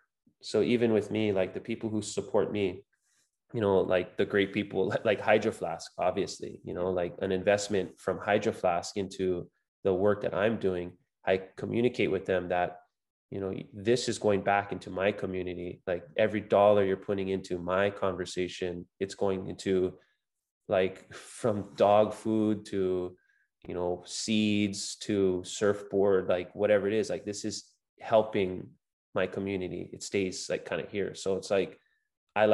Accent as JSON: {"language": "English", "area": "Big Island", "region": "Hawaii", "country": "United States", "tie": "born or raised there", "said": "I grew up surfing here on the Big Island"}